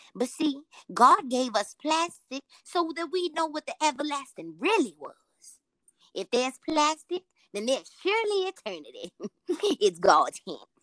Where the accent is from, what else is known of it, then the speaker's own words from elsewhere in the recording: Richmond, United States; I'm in my hometown